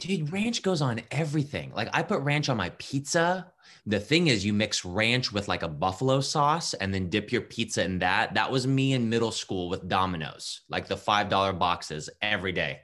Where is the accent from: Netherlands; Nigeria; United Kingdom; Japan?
Japan; also born or lived in California / Ohio; now in Columbus, United States; I grew up in Japan